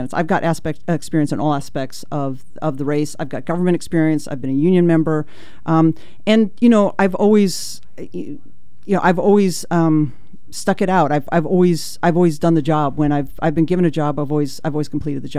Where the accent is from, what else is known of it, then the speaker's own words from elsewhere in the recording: Ashland, Oregon, United States; down in Ashland, which is actually my hometown, down in Ashland